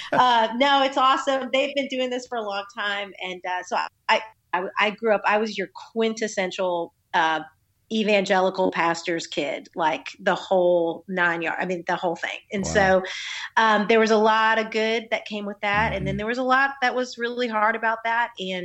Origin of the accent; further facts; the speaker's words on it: United States; now in Nashville, United States; I grew up right outside of Washington, D.C., and was born to a pastor